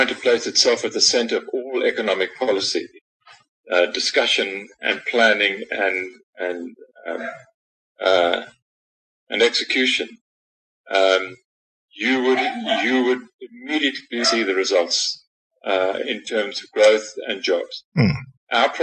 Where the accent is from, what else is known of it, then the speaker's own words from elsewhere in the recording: South Africa; it's great being a South African